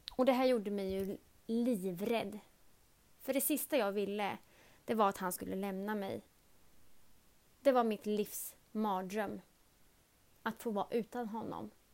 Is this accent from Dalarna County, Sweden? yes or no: no; Örebro, Örebro County, Sweden; jag kommer ifrån Örebro